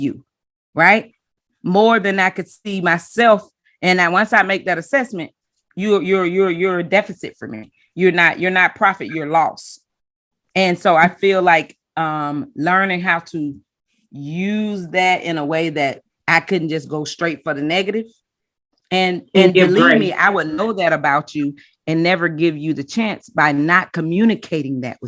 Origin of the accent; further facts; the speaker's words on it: the South, United States; I was growing up in the South and being domesticated into, you know, Southern shade